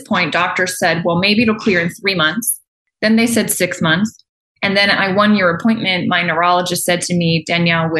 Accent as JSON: {"language": "English", "region": "Maryland", "country": "United States", "tie": "born or raised there", "also_born_or_lived": "Virginia / Colorado", "moved": "as an adult", "said": "I grew up in Maryland"}